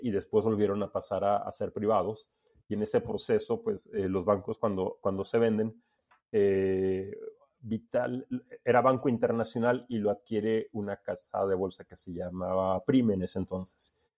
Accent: Veracruz, Mexico; moved away as an adult; also born or lived in Mexico City; yo soy de Veracruz, pero me había cambiado a, Ciudad de México para estudiar

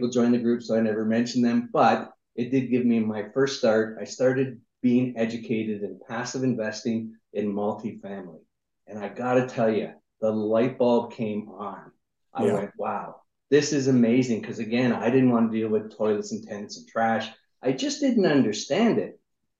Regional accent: Niagara Falls, Ontario, Canada; moved away as an adult; also born or lived in United States; I'm originally from Niagara Falls, Canada

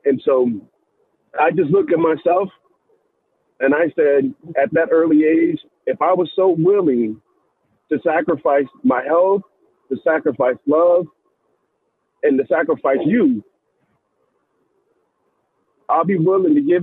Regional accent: Fayetteville, North Carolina, United States; Fayetteville, North Carolina at Fort Bragg, that's my hometown

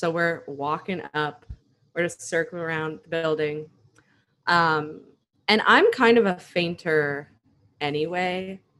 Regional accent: San Diego, California, United States; we are from San Diego.

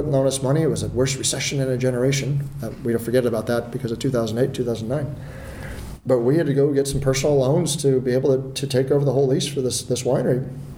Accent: Palo Alto, California, United States; I grew up in Palo Alto

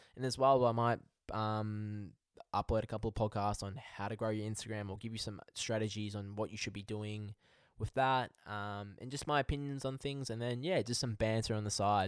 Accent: Melbourne, Victoria, Australia; I'm from Melbourne, Australia

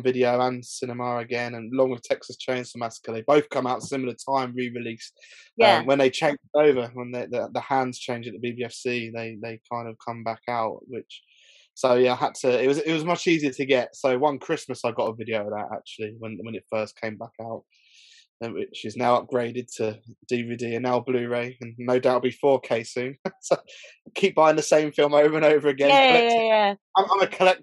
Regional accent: Milton Keynes, South East England, United Kingdom; When I grew up in Milton Keynes

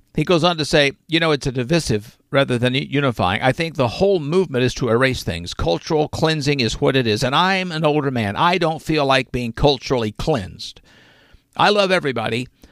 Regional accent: the South, United States; I'm from the South

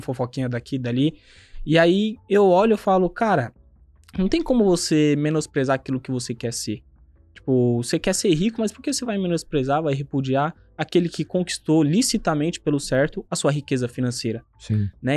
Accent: São Paulo, Brazil; nasci no João 23, aqui na Zona Oeste de São Paulo

